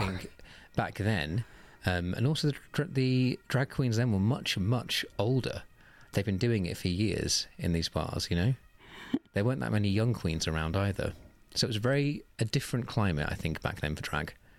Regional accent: Oxfordshire, South East England, United Kingdom; moved away as an adult; also born or lived in Manchester; I'm from Oxfordshire in the southeast of England, about half an hour north of Oxford.

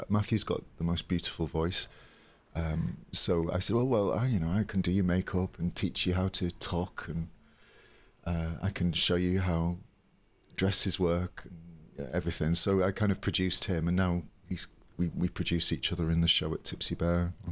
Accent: Yorkshire and the Humber, United Kingdom; accent: Yorkshire; my, my real accent's sort of like a bit like that, uh, oh, no, from, from Yorkshire.

